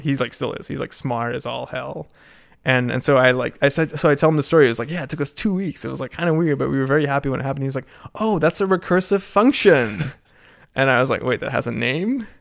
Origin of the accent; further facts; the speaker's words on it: Maastricht, Limburg, Netherlands; moved away as an adult; now in United States; back in my hometown of Maastricht